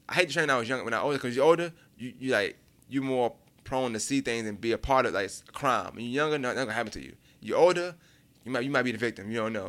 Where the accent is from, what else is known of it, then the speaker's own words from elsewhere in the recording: New York City, New York, United States; moved away; Being from Brooklyn, you never think you're gonna leave Brooklyn because you don't leave Brooklyn.